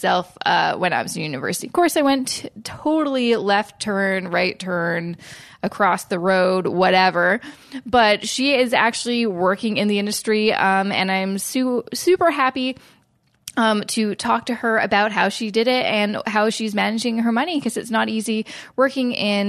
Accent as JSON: {"language": "English", "town": "Vancouver", "region": "British Columbia", "country": "Canada", "said": "But so you're from Vancouver, and I'm from Vancouver, so that's pretty cool."}